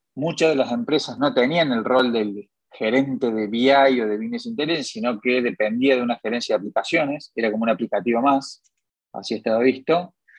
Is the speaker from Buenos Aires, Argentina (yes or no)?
no; Córdoba, Argentina; Yo soy nacido aquí en Córdoba